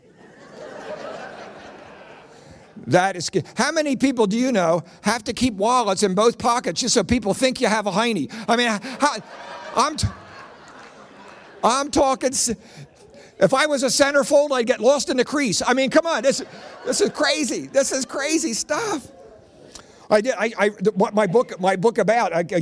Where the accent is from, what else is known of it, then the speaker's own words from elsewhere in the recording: Philadelphia, Pennsylvania, United States; I grew up in South Philly